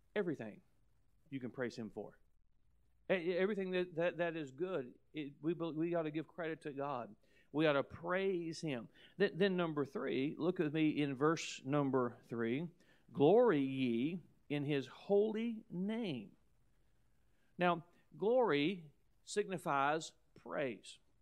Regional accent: United States; as an American

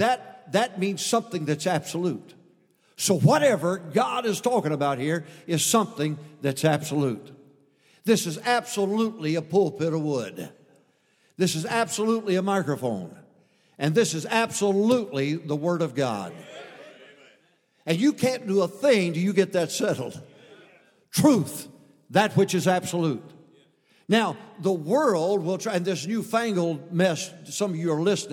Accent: a little town in Michigan, United States; I came from a little town, a conservative town in Michigan, of 800 to 900 people in that town

